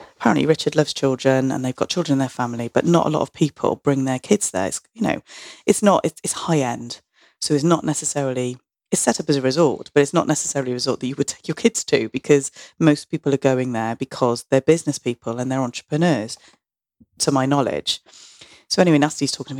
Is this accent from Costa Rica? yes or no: no; Barry, Wales, United Kingdom; I felt about growing up in Barry